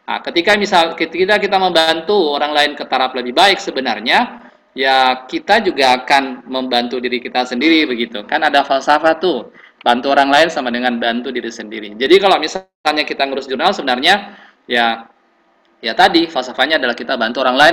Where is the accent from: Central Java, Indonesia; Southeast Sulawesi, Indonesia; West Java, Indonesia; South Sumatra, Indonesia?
Southeast Sulawesi, Indonesia; kemudian saya dari Sulawesi Tenggara.